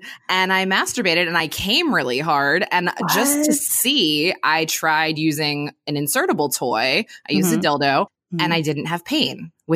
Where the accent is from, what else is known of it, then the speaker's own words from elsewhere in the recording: Pennsylvania, United States; moved away as an adult; now in California, United States; I grew up in Pennsylvania, which up until recently was a prohibition state. And then I moved to California in 2013